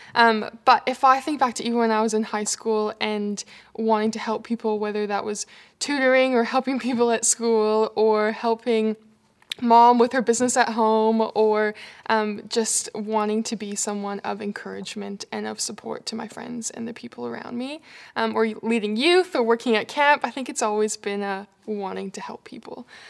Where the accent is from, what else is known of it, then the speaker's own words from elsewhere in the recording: Canada; moved away as an adult; now in Australia; you might notice my accent. I'm from Canada.